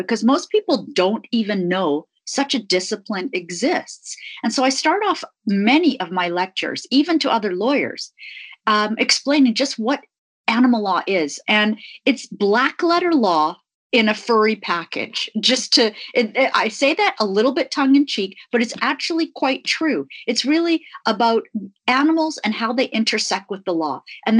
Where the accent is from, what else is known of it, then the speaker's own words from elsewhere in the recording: Tanzania; born there; I was born in Africa, not far from the Serengeti.